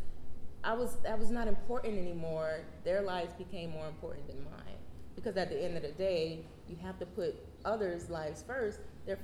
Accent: Miami, Florida, United States; moved away; also born or lived in Harlem, New York; I'm originally from Miami, Florida.

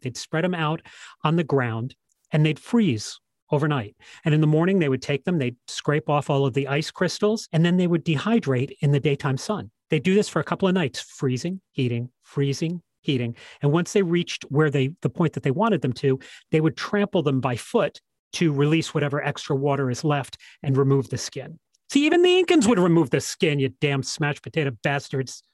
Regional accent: England, United Kingdom; I am English

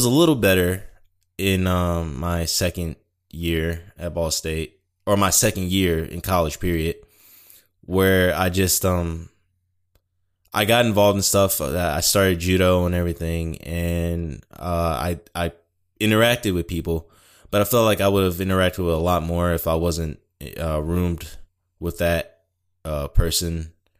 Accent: Detroit, Michigan, United States; born there; moved away; I was born in Detroit, and you know, it was getting to a point where we needed to go, and I fully understood that. But, you know, it's never been really home.

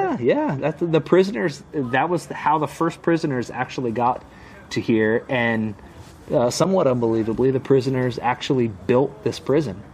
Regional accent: Southwest Ohio, United States; moved away as an adult; I grew up in Southwest Ohio

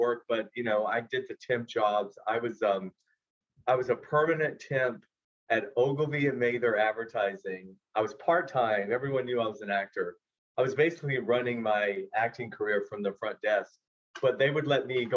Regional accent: Georgia, United States; moved away as an adult; now in Los Angeles, United States; I was 23 from Georgia

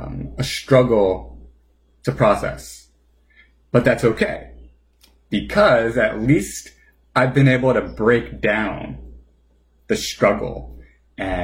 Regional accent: New Jersey, United States; as a New Jerseyan

